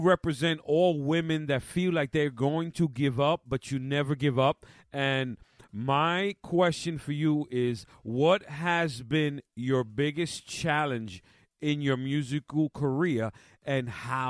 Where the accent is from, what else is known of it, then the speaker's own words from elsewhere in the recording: New York City, New York, United States; now in Long Island, United States; Spanish Harlem, where I was born and raised, the Boogie Down Bronx.